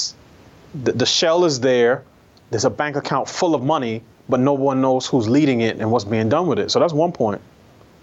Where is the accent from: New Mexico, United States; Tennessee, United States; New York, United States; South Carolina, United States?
New York, United States; I'm a New Yorker, I grew up taking public transportation.